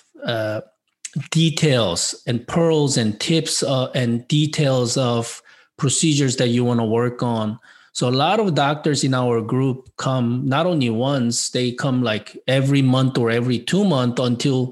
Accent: South Korea; English is a second language; moved away as an adult; now in United States; being an immigrant from South Korea by myself 30 years ago

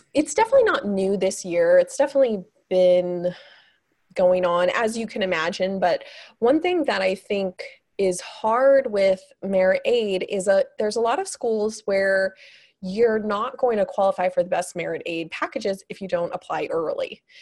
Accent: Kansas City, United States; I'm originally from Kansas City

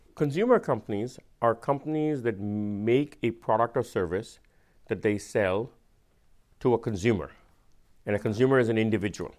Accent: India; accent: Indian; my Indian accent

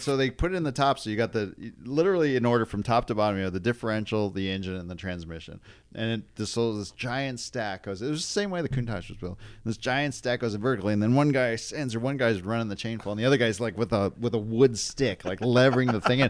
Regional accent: Detroit, Michigan, United States; I grew up in the Detroit area

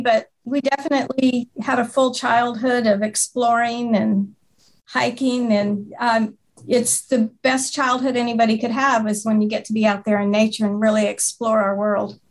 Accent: Kalispell, Montana, United States; now in Fort Worth, United States; I grew up in Montana up in West Glacier area in Kalispell, Montana

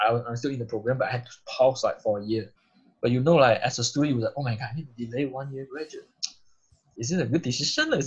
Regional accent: Butterworth, Penang, Malaysia; moved away as an adult; now in Munich, Germany; So I'm originally from Malaysia, Penang, Butterworth

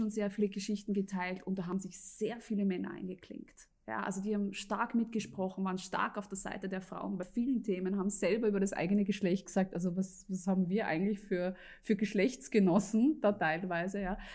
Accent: Lienz, Tyrol, Austria; bin eine halbe Tirolerin, aus Tirolerin aus Lienz, um es ganz, ganz genau zu nehmen.

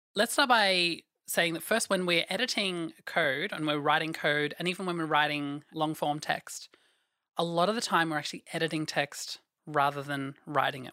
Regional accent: Australia; I am from Australia.

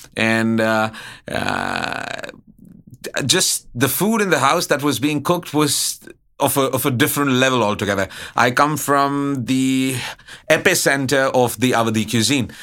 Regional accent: Allahabad, Uttar Pradesh, India; also born or lived in Karnataka; now in Bangkok, Thailand; growing up in Allahabad

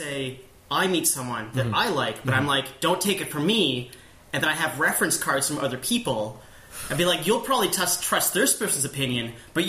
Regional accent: Canada; now in San Francisco, United States; I'm a Canadian who's living in San Francisco now. I'm half Finnish and half Scottish

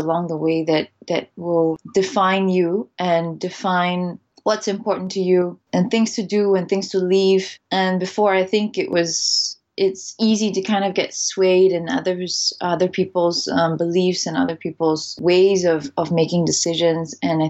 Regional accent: Singapore; also born or lived in Netherlands; I'm Singaporean. My mom is Singaporean, but my dad is Dutch. So I grew up half in Singapore and half in the Netherlands. Up until I was 7, I was in Singapore.

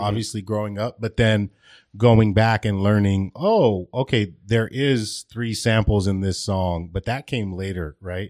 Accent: Glendale, California, United States; I was born and raised in Glendale

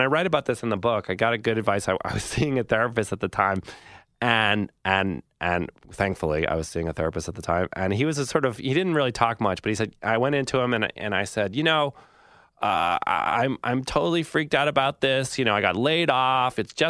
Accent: Massachusetts, United States; When I was a kid growing up in Massachusetts, I'd go to a magazine stand and I'd look at like GQ or Rolling Stone or something, Sports Illustrated

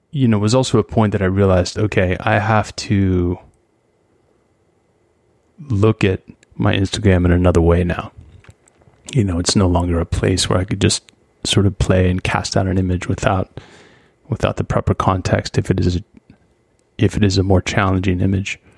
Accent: United States; one, I'm an American. It doesn't matter.

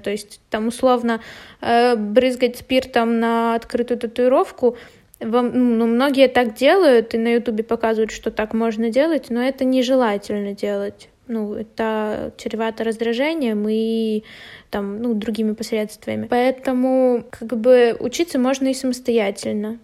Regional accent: Kryvyi Rih, Dnipropetrovsk Oblast, Ukraine; я из Кривого Рога

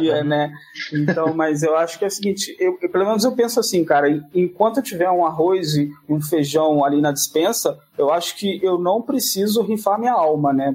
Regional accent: Barra do Piraí, Rio de Janeiro, Brazil; Eu sou de um condado longínquo e distante chamado Barra do Piraí.

